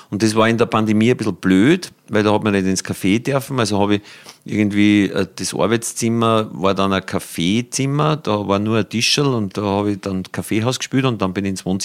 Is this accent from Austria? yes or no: yes; Upper Austria, Austria; born there; Also ich bin ja gebürtiger Oberösterreicher, aber so der, an der Grenze.